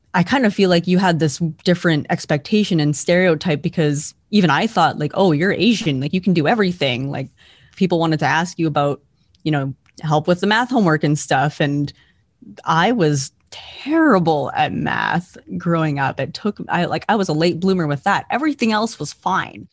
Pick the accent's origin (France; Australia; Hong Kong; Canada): Canada; Alberta; I am from Alberta, Canada